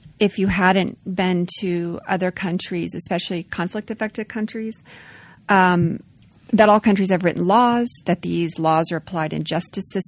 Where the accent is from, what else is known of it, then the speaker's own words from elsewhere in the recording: Las Vegas, Nevada, United States; I grew up in Nevada, in Las Vegas, Nevada.